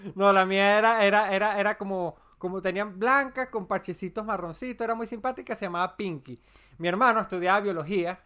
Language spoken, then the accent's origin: Spanish; Andes, Venezuela; soy andino por mi forma de ser